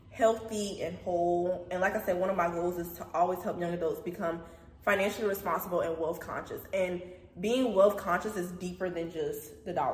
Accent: Kingstree, South Carolina, United States; I'm from King Street, South Carolina

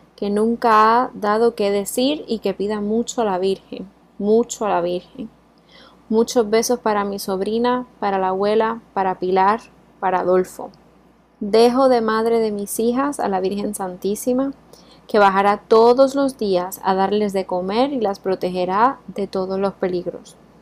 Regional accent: Puerto Rico; now in Spain; soy de Puerto Rico y también estoy criada con un sistema americanizado

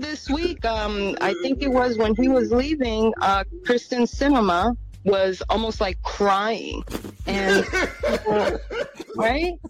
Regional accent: New York, United States; I'm from New York

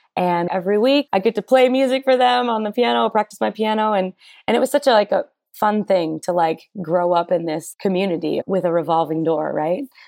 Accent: Minnesota, United States; growing up in Minnesota and in a small town in particular

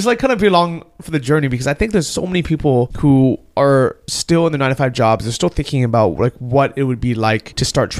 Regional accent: San Francisco, California, United States; moved away as an adult; now in Chiang Mai, Thailand; I'm from San Francisco and because, you know, I work out of Chiang Mai.

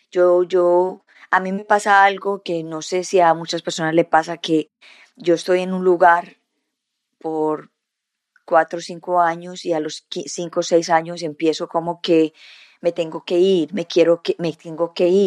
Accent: Colombia; also born or lived in Canada; So, nací en Colombia, y a los nueve meses nos fuimos para el Canadá, y, y a los siete años nos volvimos de nuevo para Colombia y cuando llegamos a Colombia cambiamos de lugares cada rato

